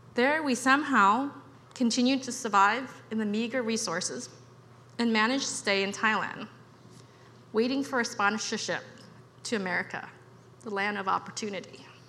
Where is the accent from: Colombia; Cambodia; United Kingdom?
Cambodia; now in United States; I was born in Cambodia and grew up with my extended family